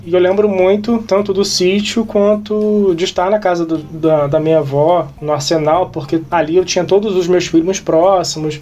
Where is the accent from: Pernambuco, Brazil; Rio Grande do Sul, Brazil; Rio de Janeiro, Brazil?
Rio de Janeiro, Brazil; São Gonçalo; eu que sou nascido em São Gonçalo